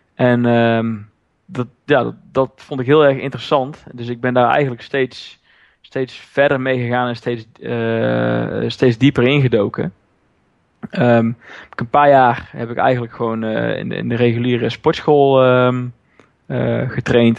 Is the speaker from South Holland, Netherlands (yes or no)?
no; Roosendaal, North Brabant, Netherlands; Ik kom uit Roosendaal, ben daar eigenaar van een CrossFit Zuid